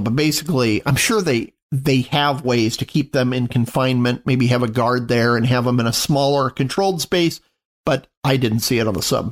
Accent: Phoenix, Arizona, United States; now in Mesa, United States; I grew up in North Phoenix, and I now live in Mesa

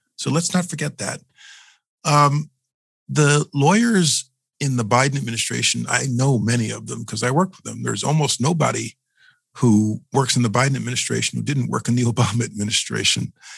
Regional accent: New York City, New York, United States; As a New Yorker, as a former assistant from the Southern District

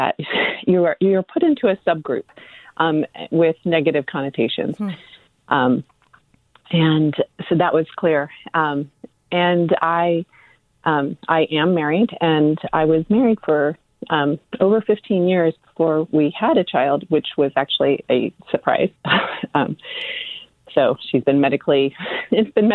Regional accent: Midwest, United States; now in Redwood City, United States; I'm originally from the Midwest

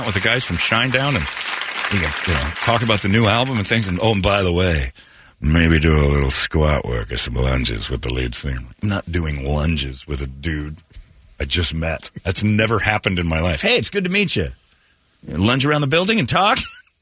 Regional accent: United States; I'm one of those transplanted ones, just Swedish, heritage. I'm an American.

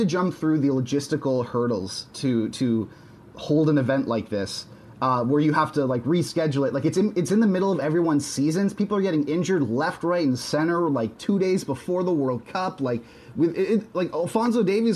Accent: Canada; I am a Canadian.

